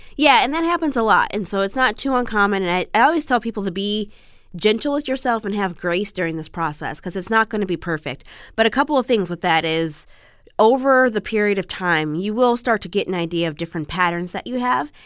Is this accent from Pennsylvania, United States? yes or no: no; Chicago, Illinois, United States; now in Los Angeles, United States; Originally, I'm from the Midwest. I'm from Chicago